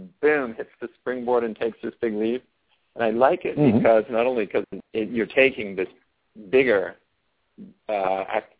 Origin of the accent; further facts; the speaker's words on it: California, United States; I was raised in California, and so I don't sound like somebody from Florida or somebody from Boston